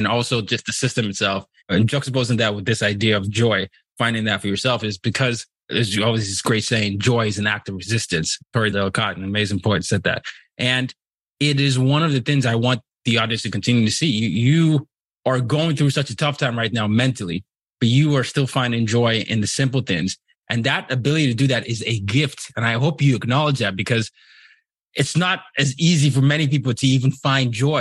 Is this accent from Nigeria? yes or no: yes; Nigeria; I'm from Nigeria